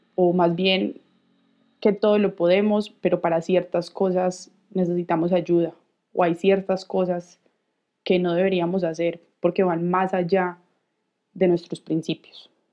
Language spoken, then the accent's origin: Spanish; Colombia; Tengo 28 años, soy colombiana